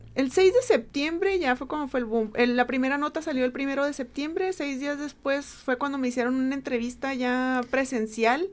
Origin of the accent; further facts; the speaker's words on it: Mexicali Valley, Baja California, Mexico; yo vengo del Valle de Mexicali, soy originaria del Valle de Mexicali